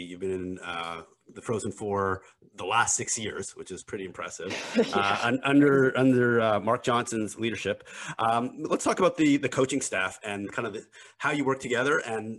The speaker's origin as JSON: {"language": "English", "town": "Montreal", "region": "Quebec", "country": "Canada", "said": "I'm from Montreal"}